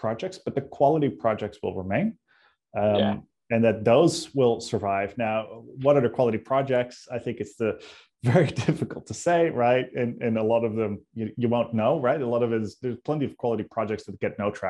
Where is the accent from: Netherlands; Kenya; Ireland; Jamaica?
Netherlands; now in Sydney, Australia